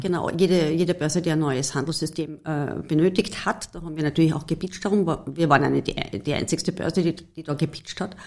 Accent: Carinthia, Austria; ich war als Kärntnerin ganz klassisch in der HPLA im, in der Oberstufe

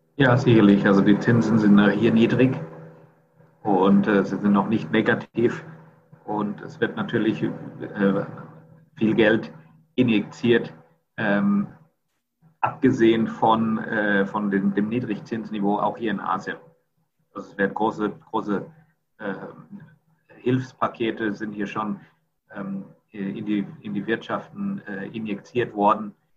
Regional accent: Rhineland-Palatinate, Germany; moved away as an adult; also born or lived in Mannheim / United States; now in Singapore; ich komme ursprünglich aus Rheinland-Pfalz

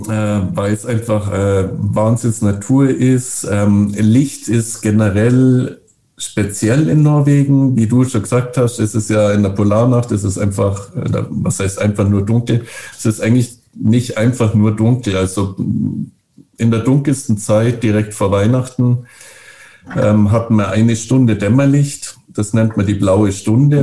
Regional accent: Bavaria, Germany; moved away as an adult; also born or lived in Northern Norway; now in Norway; ich bin ja aus Bayern

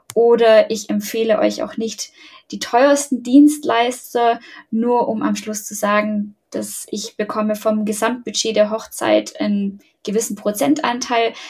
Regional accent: Ulm, Baden-Württemberg, Germany; ich komme aus Ulm

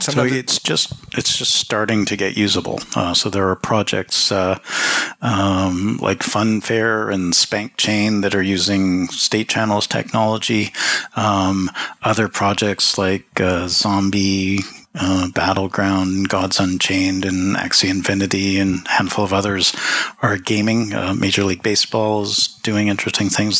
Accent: Toronto, Ontario, Canada; moved away; also born or lived in Jamaica / Switzerland / New York; I grew up in Toronto.

